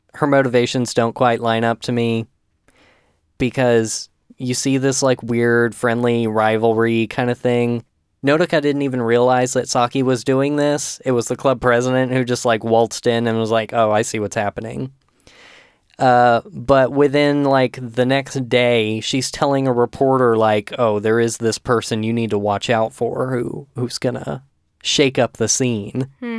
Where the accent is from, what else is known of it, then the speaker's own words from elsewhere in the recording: Texas, United States; I'm from Texas.